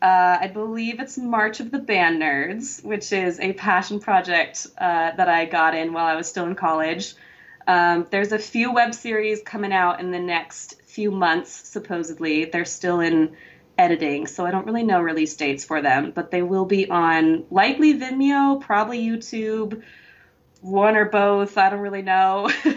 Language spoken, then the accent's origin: English; California, United States; now in Los Angeles, United States; I'm from Northern California originally. But yeah, I'm an actress as well. So I'm based